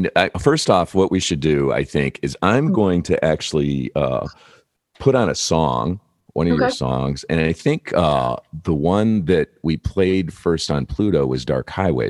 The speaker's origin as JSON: {"language": "English", "region": "Michigan", "country": "United States", "also_born_or_lived": "Detroit", "accent": "Midwest", "moved": "yes", "lives_now": "Los Angeles, United States", "said": "I'm originally from Michigan. And there isn't really a great difference between the way Californians speak and Michigans, except we hit our consonants harder. Like if I say car, people go, oh, you're Midwest."}